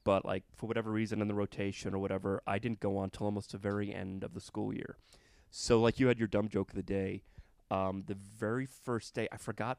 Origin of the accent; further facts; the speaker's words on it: Florida, United States; Florida, my home state